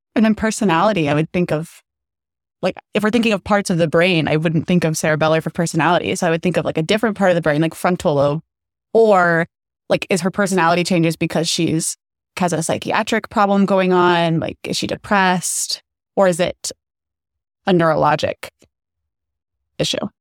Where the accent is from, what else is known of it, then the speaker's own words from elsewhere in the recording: Phoenix, Arizona, United States; moved away as an adult; now in Chicago, United States; I am from Phoenix, Arizona